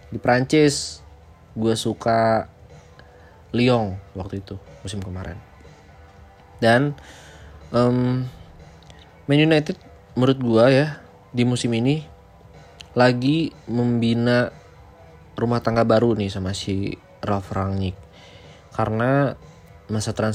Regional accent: West Java, Indonesia; liga Indonesia gue suka Persib itu saja karena gue orang Jawa Barat

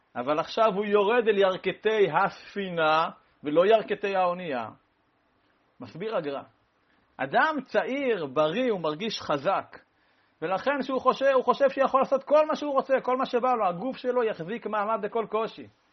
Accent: Rehovot, Central District, Israel; אני נולדתי בקפלן

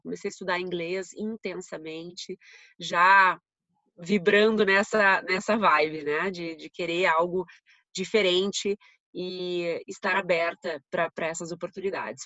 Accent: Rio Grande do Sul, Brazil; accent: gaúcho; moved away; em Porto Alegre, dá para ver pelo meu sotaque, né? Sou gaúcha.

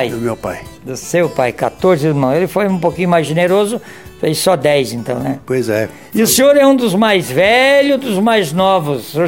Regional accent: Joaçaba, Santa Catarina, Brazil; moved away as an adult; also born or lived in Ouro; now in Barra Grande, Brazil; nascido e criado em Joaçaba.

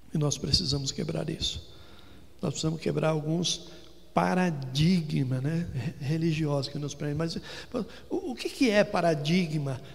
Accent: São Paulo, Brazil; also born or lived in Ribeirão Preto / Campinas; cresci toda a minha infância aqui na Zona Norte

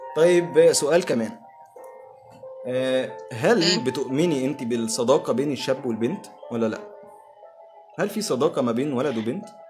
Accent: Egypt; احنا هنا كمصريين

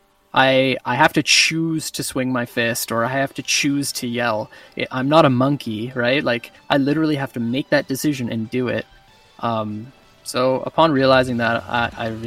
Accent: Vernon, British Columbia, Canada; also born or lived in Kamloops, BC / Cranbrook, BC / West Kelowna, BC; that's kind of where I grew up. I went to school in Vernon, BC

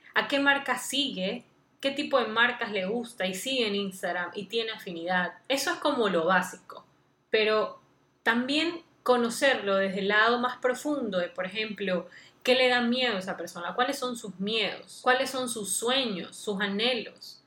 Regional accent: Guayaquil, Guayas, Ecuador; soy de Guayaquil, Ecuador

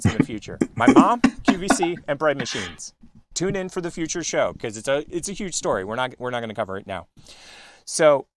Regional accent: Philadelphia, Pennsylvania, United States; moved away; I grew up in Philly

